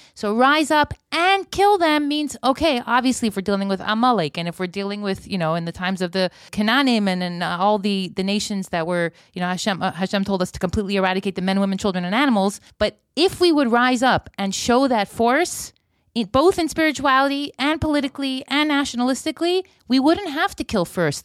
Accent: United States; moved away; I'm half an American. I was born there

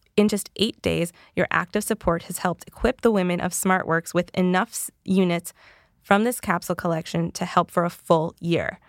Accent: the Carolinas, United States; I'm from the Carolinas

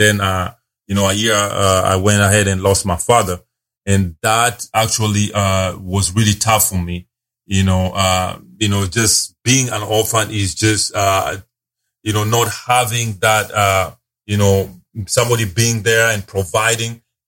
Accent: Nairobi, Kenya; also born or lived in Dubai / China; now in Dallas-Fort Worth, United States; I grew up in Nairobi, Kenya. So that's where I was born.

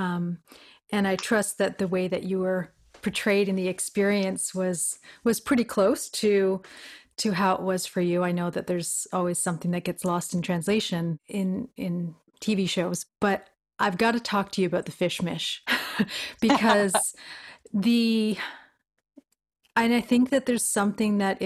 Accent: Newfoundland and Labrador, Canada; I'm from Newfoundland

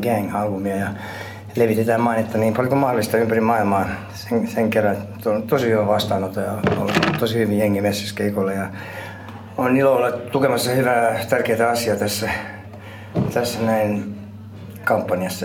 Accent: Finland; moved away as an adult; mä oon, olen kasvanut Suomessa

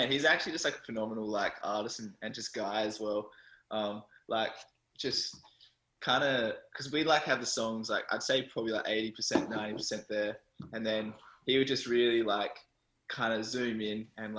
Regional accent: Bunbury, Western Australia, Australia; the scene down there, there's not really much of a music scene, unfortunately. Like, I was like the only year 12 music student in my year at school

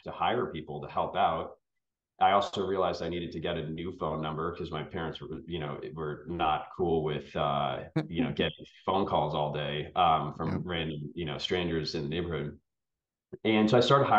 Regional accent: outside of Boston, Massachusetts, United States; I grew up outside of Boston, Massachusetts, and I'm the youngest of three boys

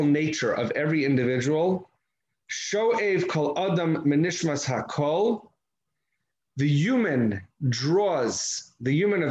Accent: United States; I'm an American, it happens to be I'm an American

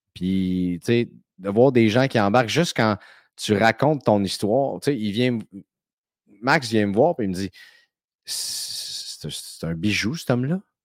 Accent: Saint-Eustache, Quebec, Canada; des gars de Saint-Eustache qui est mon patelin

